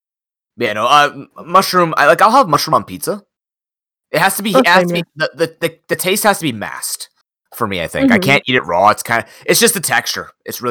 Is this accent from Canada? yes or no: yes; Canada; I come from Canada